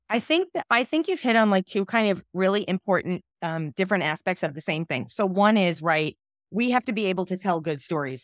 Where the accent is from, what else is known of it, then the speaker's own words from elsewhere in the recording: New York City, New York, United States; I grew up in Brooklyn